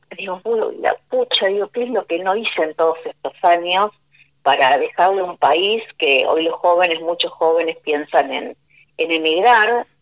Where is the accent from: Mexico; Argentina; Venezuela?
Argentina; como, como argentino